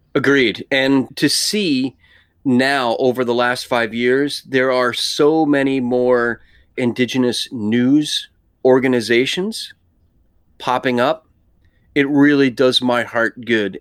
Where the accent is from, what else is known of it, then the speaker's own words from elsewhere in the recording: New York, United States; I was born in New York, so I'm an East Coaster